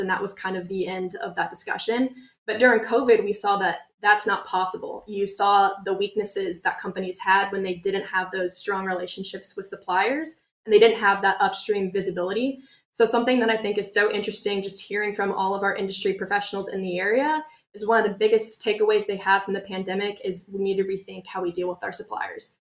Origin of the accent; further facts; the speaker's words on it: Kansas City, Kansas, United States; moved away as an adult; now in Arkansas, United States; I'm originally from Kansas City, Kansas